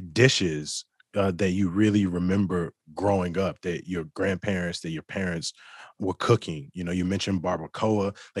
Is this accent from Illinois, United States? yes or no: yes; Chicago, Illinois, United States; Because like you, I'm from the South Side of Chicago.